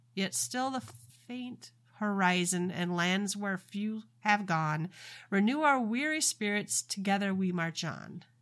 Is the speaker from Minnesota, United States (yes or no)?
yes; Minnesota, United States; I am from Minnesota